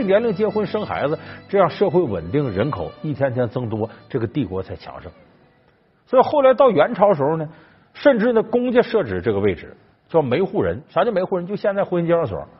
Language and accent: Chinese; China; 我们中国人现在平均寿命到了七十岁了